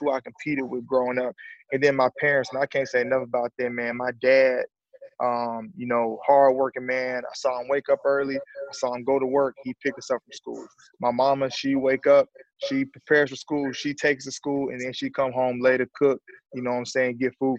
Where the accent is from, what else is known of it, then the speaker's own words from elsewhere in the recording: Alabama, United States; I'm from Alabama, man. I grew up a two-parent home.